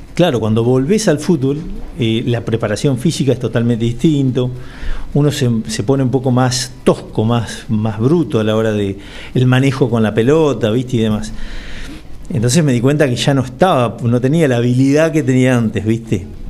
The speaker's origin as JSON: {"language": "Spanish", "town": "Los Toldos", "region": "Buenos Aires", "country": "Argentina", "tie": "born or raised there", "said": "yo soy nacido y criado en Los Toldos"}